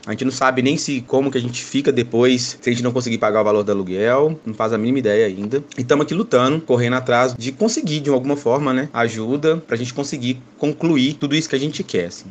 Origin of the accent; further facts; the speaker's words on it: Belo Horizonte, Minas Gerais, Brazil; sou daqui da cidade de Belo Horizonte